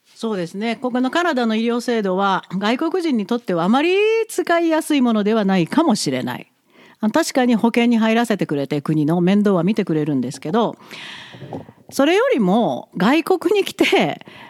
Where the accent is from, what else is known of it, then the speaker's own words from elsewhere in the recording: Imabari, Ehime, Japan; now in Alberta, Canada; 私も含めてまゆちゃんなつきちゃん日本の愛媛県今治市の出身